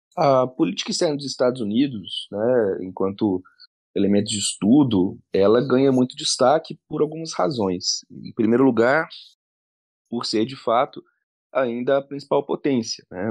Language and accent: Portuguese; Divinópolis, Minas Gerais, Brazil; moved away as an adult; also born or lived in Belo Horizonte; eu sou do interior de Minas, de uma cidade que chama Divinópolis